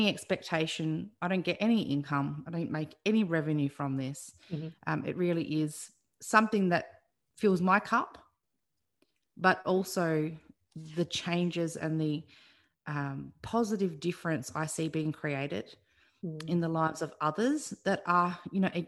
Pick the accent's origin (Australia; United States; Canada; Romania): Australia; Adelaide, South Australia; moved away as an adult; also born or lived in Melbourne; now in Bundaberg, Australia; I grew up in Adelaide, and I went to Adelaide Uni